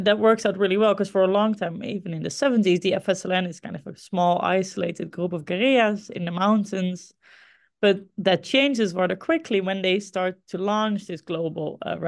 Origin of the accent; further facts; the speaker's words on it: Groningen, Netherlands; it started for me in Groningen. This is my hometown, the city, a city in the Netherlands where I grew up and where I also studied for my undergrad history.